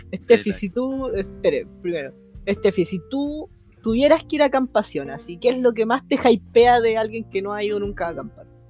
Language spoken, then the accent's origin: Spanish; Chiloé, Los Lagos, Chile; yo como buen chilote